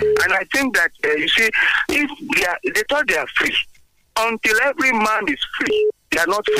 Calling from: Abuja, Federal Capital Territory, Nigeria; calling from Abuja.

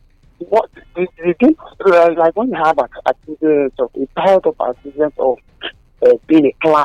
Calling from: Abeokuta, Ogun State, Nigeria; connecting from Nigeria.

